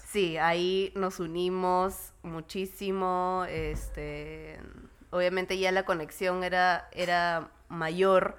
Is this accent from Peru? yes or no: yes; Lima, Peru; soy de Lima y mi familia está conformada por Vicente, Miranda, Fernando y yo